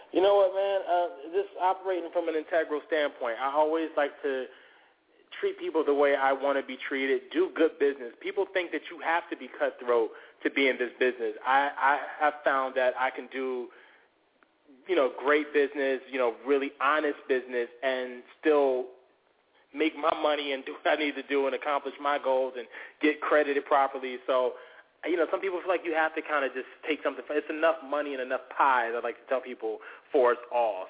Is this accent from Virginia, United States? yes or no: yes; Norfolk, Virginia, United States; I'm from Norfolk originally, and then I went to high school in Virginia Beach, but that's my stomping ground, seven five seven